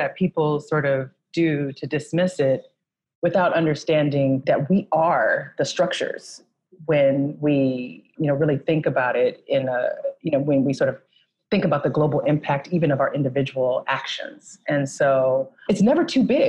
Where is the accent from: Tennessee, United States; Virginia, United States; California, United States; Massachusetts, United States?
California, United States; San Francisco; I'm from San Francisco, California, and I grew up in a city that's very different than the city it is today